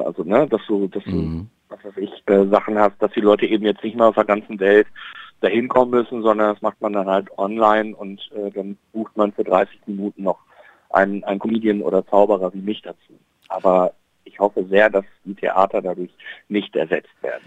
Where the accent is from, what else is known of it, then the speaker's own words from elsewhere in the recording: Bielefeld, North Rhine-Westphalia, Germany; in Bielefeld, in meiner Heimatstadt